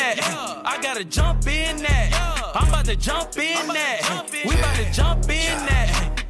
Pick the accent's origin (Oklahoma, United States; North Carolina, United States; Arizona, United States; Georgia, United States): Georgia, United States; Atlanta; I'm from Atlanta. I'm from Clayton County